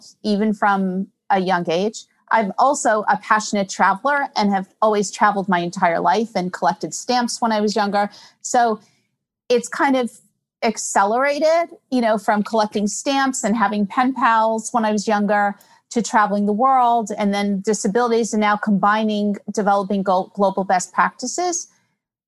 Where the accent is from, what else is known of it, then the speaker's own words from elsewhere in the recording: New York, United States; I'm born and bred in New York